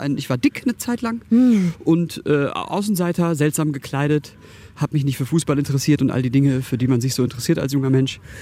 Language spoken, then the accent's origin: German; Karlsruhe, Baden-Württemberg, Germany; born or raised there